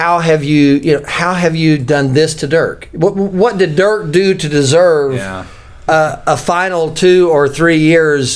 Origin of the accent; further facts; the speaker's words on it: Memphis, Tennessee, United States; my hometown